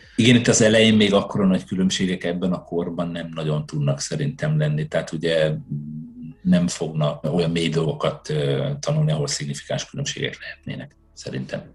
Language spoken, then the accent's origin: Hungarian; Hajdú-Bihar, Hungary; also born or lived in Budapest; now in Sweden; Én a hajdúságból származom, vidékről.